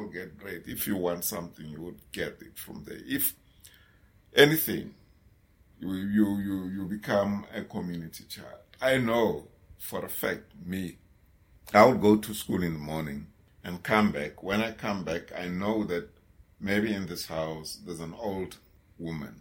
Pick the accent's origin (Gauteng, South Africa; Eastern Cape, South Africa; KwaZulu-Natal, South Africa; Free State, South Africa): Gauteng, South Africa; Johannesburg; I was born and I grew up in a place called Tladi in Soweto.